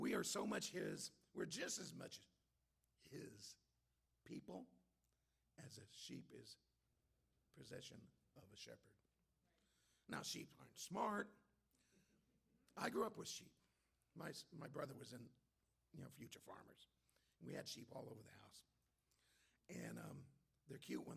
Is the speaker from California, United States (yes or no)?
yes; Antelope Valley, California, United States; I'm from the Antelope Valley